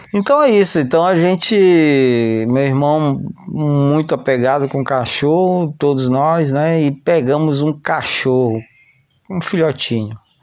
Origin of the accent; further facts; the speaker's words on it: São José de Ribamar, Maranhão, Brazil; a gente foi crescendo lá em São José de Ribamar